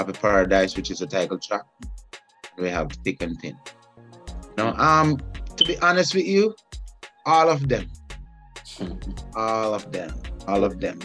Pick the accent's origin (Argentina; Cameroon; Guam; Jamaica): Jamaica; moved away as an adult; now in Atlanta, United States; Being a Jamaican